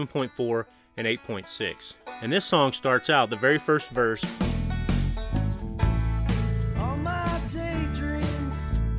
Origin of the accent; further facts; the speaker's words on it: Morehouse, Missouri, United States; also born or lived in Dexter, Stoddard County, Missouri / Scott County, Missouri; I grew up in New Madrid. I went to high school in Scott.